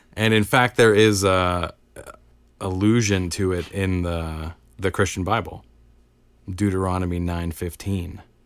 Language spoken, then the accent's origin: English; United States; I'm an American.